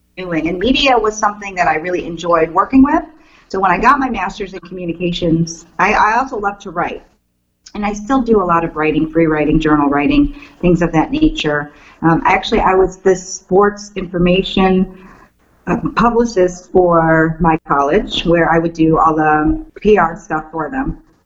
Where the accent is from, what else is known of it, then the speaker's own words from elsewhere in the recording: Cleveland, Ohio, United States; moved away as an adult; now in Maryland, United States; growing up in Cleveland and being a huge Cleveland sports fan, living there for 30 years, loving my town